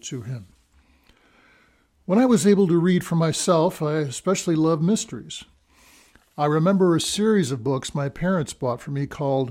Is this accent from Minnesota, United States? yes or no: yes; Minnesota, United States; now in Cedar Rapids, United States; a boy growing up in Minnesota